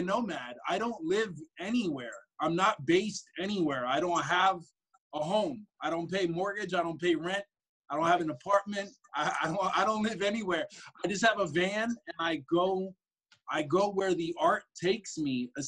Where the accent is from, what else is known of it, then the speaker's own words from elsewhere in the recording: Deer Park, New York, United States; moved away; also born or lived in Astoria, Queens, New York / Miami / West Memphis, Arkansas; I was born in Long Island in Nassau County in a small town called Deer Park